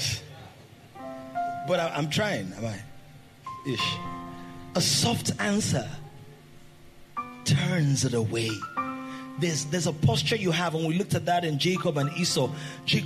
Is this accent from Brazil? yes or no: no; Nigeria